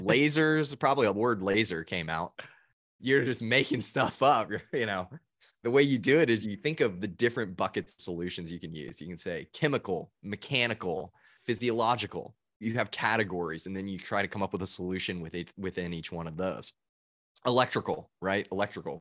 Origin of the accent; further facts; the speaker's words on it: Chattanooga, Tennessee, United States; moved away as an adult; also born or lived in Georgia; now in Nashville, United States; I'm originally from Chattanooga, Tennessee